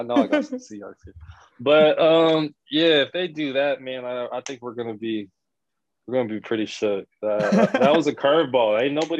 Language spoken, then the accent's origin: English; Seattle, Washington, United States; moved away as an adult; now in Philippines; Growing up in Seattle, it's a very very big basketball culture out there.